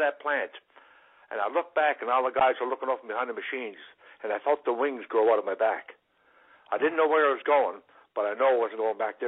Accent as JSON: {"language": "English", "area": "Cape Breton", "region": "Nova Scotia", "country": "Canada", "tie": "born or raised there", "also_born_or_lived": "Marystown, Newfoundland", "said": "I was born in Newfoundland and brought up in Cape Breton"}